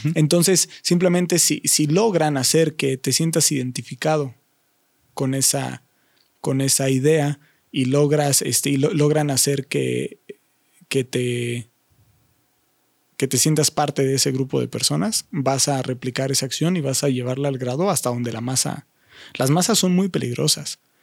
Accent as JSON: {"language": "Spanish", "country": "Mexico", "said": "nosotros como mexicanos"}